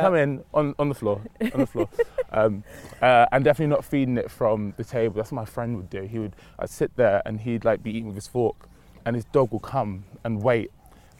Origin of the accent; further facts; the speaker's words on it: Romford, London, United Kingdom; also born or lived in Lewisham, London / New Cross, London; my family up to move to Romford. So Essex, essentially, is where I really grew up. That's where I call my home